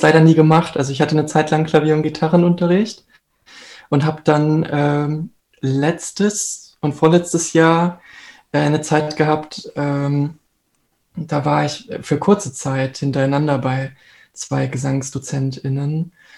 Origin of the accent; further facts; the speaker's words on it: Hanover, Lower Saxony, Germany; now in Hamburg, Germany; in meiner Heimat in Hannover, das ist so ungefähr der Kreis, aus dem ich komme